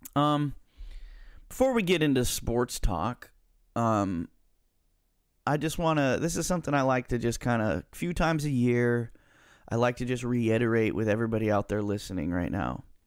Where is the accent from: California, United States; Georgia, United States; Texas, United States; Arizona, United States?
California, United States; Central Valley; I'm I'm from Central Valley, California, where the main teams are the Niners and the Raiders.